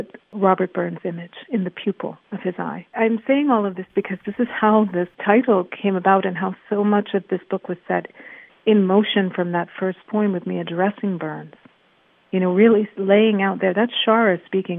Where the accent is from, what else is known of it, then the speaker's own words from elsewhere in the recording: Kingston, Jamaica; I've taken as a Jamaican many times because I was born in Kingston